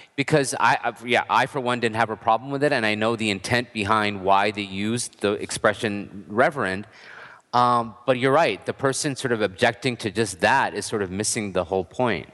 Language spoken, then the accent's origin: English; United States; I was born and raised here